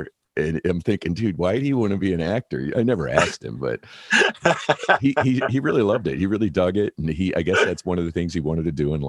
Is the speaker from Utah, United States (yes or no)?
no; Detroit, Michigan, United States; I'm from Detroit.